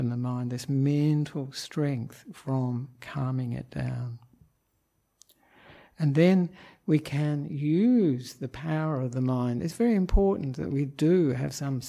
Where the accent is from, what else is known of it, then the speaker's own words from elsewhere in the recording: Australia; moved away as an adult; now in Sri Lanka; I am an Australian monk who ordained with Ajahn Brahm in Perth in 1998